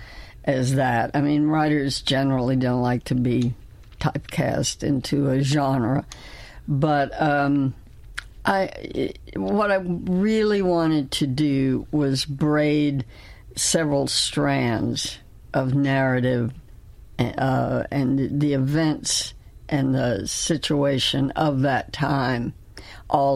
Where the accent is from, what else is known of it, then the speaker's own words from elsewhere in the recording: Greenville, Mississippi, United States; now in Austin, United States; I grew up in Greenville, Mississippi, in the Delta